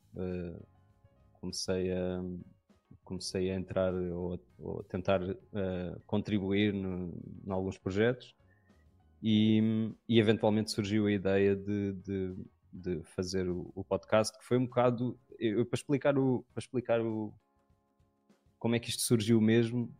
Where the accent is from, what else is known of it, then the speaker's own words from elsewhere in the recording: Lisbon, Portugal; eu sou de Lisboa.